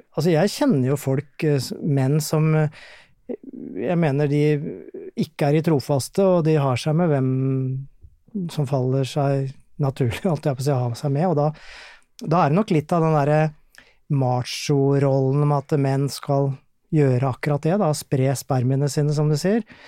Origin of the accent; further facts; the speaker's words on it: Gjerdrum, Akershus, Norway; also born or lived in Tjøme; now in Tønsberg, Norway; er opprinnelig fra Akershus-traktene. Gjerdrum er jeg vokst opp.